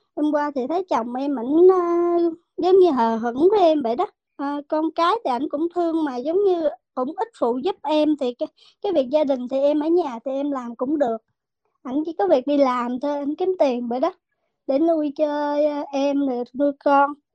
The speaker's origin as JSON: {"language": "Vietnamese", "country": "Vietnam", "moved": "as an adult", "lives_now": "United States", "said": "em thì ở Việt Nam"}